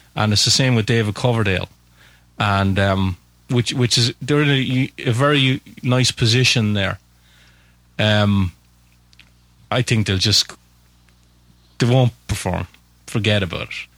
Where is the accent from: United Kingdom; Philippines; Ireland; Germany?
Ireland; Waterford, Munster; I am from Waterford in Southern Ireland.